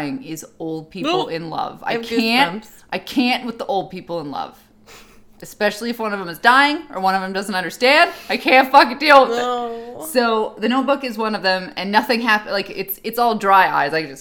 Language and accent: English; United States; we're American